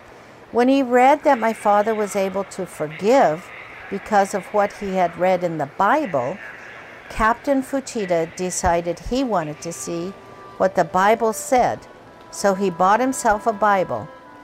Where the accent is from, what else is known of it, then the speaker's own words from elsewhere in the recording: Kobe, Hyogo, Japan; I was born in Kobe, Japan, and always considered Japan my home. I like to tell people I was made in Japan.